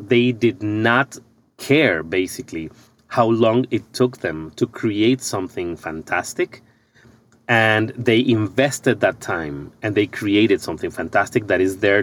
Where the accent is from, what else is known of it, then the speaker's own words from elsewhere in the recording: Ecuador; moved away as an adult; now in United States; I'm originally from Ecuador